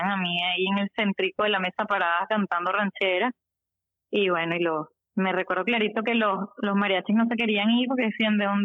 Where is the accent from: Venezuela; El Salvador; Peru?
Venezuela; nosotros somos venezolanos